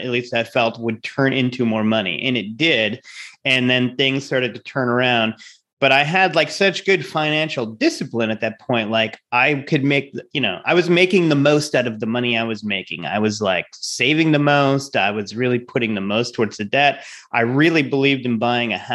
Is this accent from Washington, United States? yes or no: no; Rhode Island, United States; I'm from Rhode Island